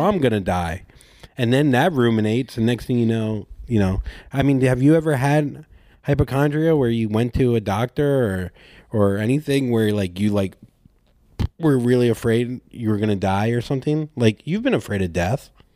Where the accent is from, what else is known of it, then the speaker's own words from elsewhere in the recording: Port St. Lucie, Florida, United States; moved away; I'm from Port St. Lucie